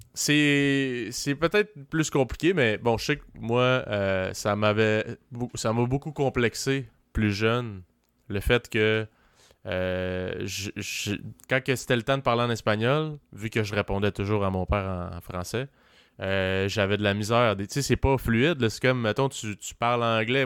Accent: Quebec City, Quebec, Canada; j'ai grandi à Limoilou

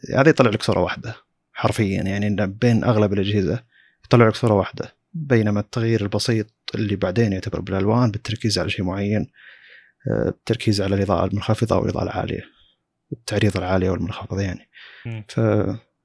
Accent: Saudi Arabia; عندنا في السعوديه

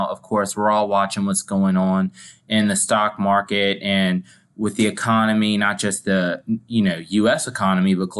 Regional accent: Louisiana, United States; In my home state, Louisiana

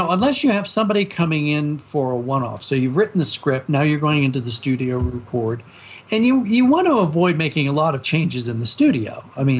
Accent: Maryland, United States; I grew up in Maryland

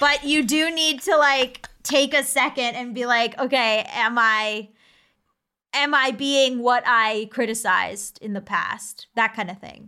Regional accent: United States; as an American

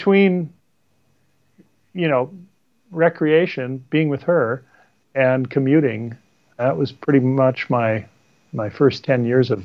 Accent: North Dakota, United States; moved away as an adult; now in Seattle, United States; I grew up in North Dakota, very windy.

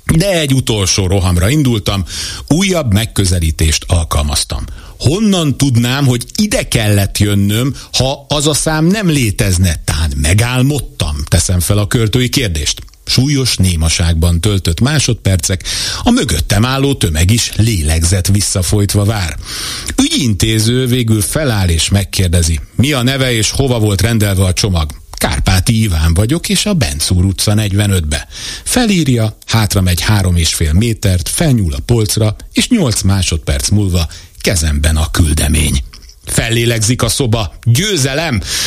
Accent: Hungary; born or raised there

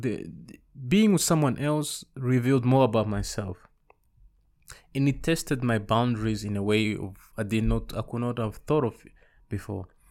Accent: Amsterdam, North Holland, Netherlands; also born or lived in Rwanda / Congo / Zambia; I grew up in the Netherlands mostly. Amsterdam, to be specific.

